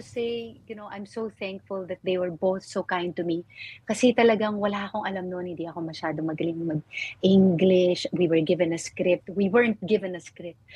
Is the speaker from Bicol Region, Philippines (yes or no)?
no; Marikina, Metro Manila, Philippines; moved away; also born or lived in Baguio; I grew up in Marikina